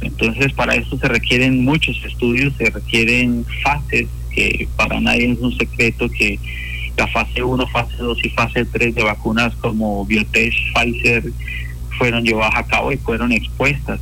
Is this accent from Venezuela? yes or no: no; Colombia; fui uno de los eh, que participó como 340 colombianos primeros vacunados